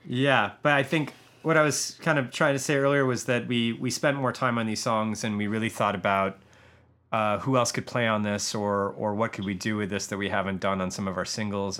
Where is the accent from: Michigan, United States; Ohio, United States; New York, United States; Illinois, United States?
Michigan, United States; now in Los Angeles, United States; I am from Michigan